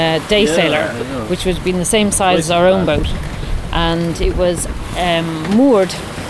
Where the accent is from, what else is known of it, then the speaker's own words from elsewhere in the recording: Bulloch, Leinster, Ireland; I grew up in Bullock. My dad had a little boat, and I spent a lot of my time ferrying people in and out to their boats, rowing them in and out to their boats. And so I grew up on the water, really.